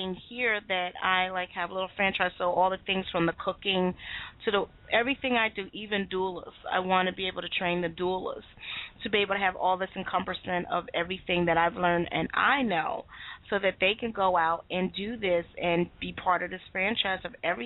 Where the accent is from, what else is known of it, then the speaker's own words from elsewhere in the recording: United States; I'm from America. I am a U.S. citizen.